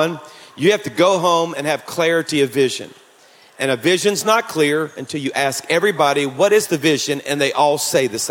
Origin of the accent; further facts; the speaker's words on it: Louisiana, United States; I'm from Louisiana